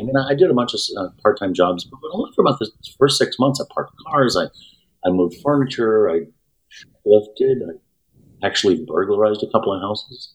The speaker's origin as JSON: {"language": "English", "town": "Houston", "region": "Texas", "country": "United States", "tie": "born or raised there", "said": "We grew up in Houston, surrounding area of Houston"}